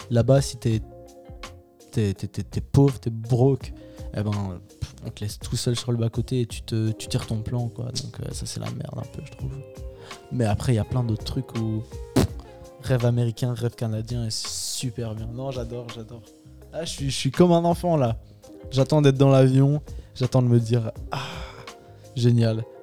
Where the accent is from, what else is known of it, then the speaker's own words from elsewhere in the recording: France; le truc qu'on a chez nous en France et tout ça, et qui est vraiment bien